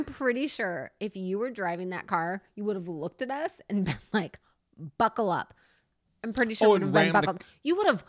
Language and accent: English; Canada; I'm from Canada.